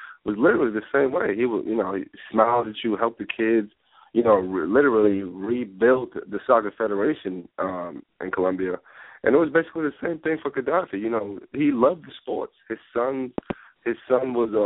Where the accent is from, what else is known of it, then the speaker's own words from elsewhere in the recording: Nigeria; moved away; also born or lived in Boston; Growing up in my country, Nigeria